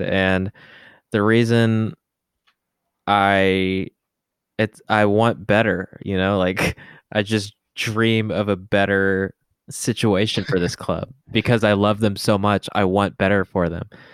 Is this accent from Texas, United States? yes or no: yes; Carrollton, Texas, United States; also born or lived in Dallas; we grew up in an area, we grew up in Carrollton, basically. I mean, like, it's tech, I technically lived in Dallas